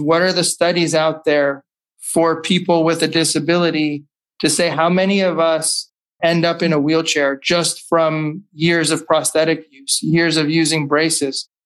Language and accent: English; California, United States; also born or lived in Chicago; growing up in California